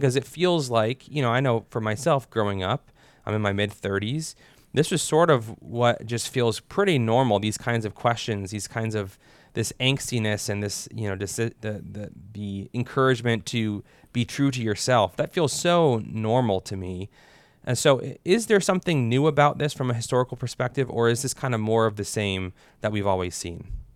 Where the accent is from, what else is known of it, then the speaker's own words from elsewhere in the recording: United States; us as Americans